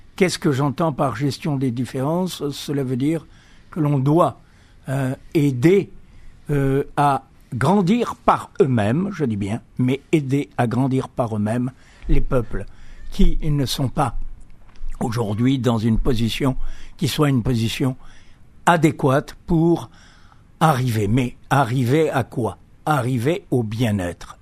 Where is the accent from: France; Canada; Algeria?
Algeria; Algiers; moved away; also born or lived in Greece; j'ai grandi en Algérie. Hein. Je suis né en, à Alger